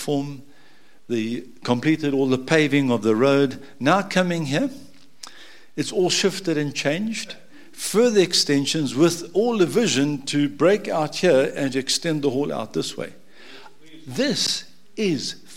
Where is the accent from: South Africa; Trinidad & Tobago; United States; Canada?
South Africa; Durban, KwaZulu-Natal; moved away; I was born in Durban a long time ago when I came out of Noah's Ark, 1955